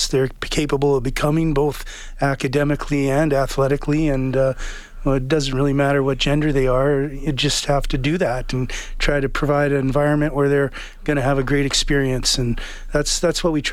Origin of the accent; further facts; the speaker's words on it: Kamloops, British Columbia, Canada; when I was a kid growing up in Kamloops